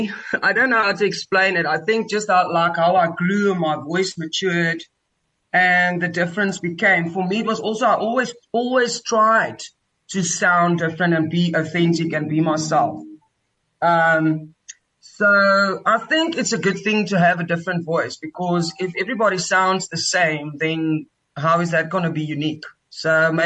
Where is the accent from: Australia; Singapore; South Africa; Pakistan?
South Africa; Cape Town, Western Cape; I grew up in Cape Town, in Tukai, Muizenberg